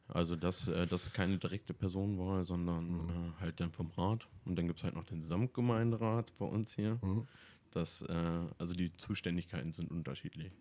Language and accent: German; Ohndorf, Lower Saxony, Germany; in Ohnorf bin ich natürlich aufgewachsen